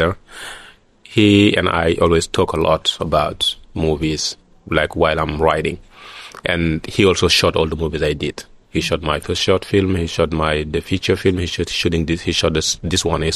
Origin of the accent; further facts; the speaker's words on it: Senegal; this is my hometown. I feel safe there